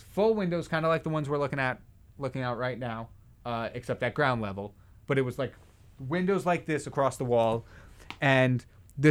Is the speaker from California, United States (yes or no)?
no; Manalapan, New Jersey, United States; moved away as an adult; I'm from Manalapan